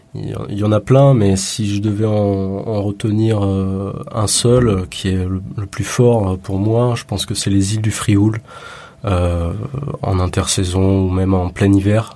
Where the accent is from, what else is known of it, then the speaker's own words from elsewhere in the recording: Le Bar-sur-Loup, Provence-Alpes-Côte d'Azur, France; moved away as an adult; also born or lived in Nice; now in Marseille, France; Je suis né à Nice, euh, dans le sud. j'ai grandi dans la pays niçois, près de Grasse, un petit village qui s'appelle Bar-sur-Loup précisément